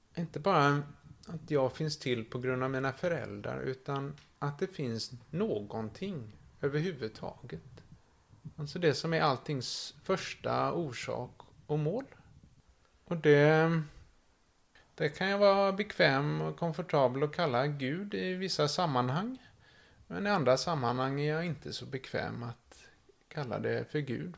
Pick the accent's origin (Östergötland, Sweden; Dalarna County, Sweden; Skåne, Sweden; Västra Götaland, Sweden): Västra Götaland, Sweden; Kullavik; Har vuxit upp här i Kullavik, två mil från Göteborg